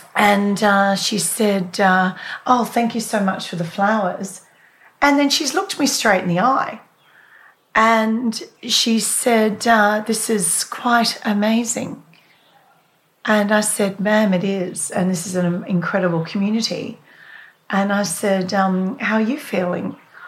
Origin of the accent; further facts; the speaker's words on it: Australia; as an Aussie journo